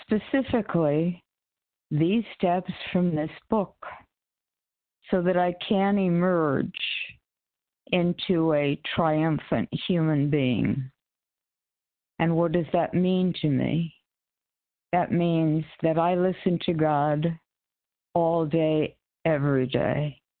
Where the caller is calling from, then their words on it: Connecticut, United States; from Connecticut.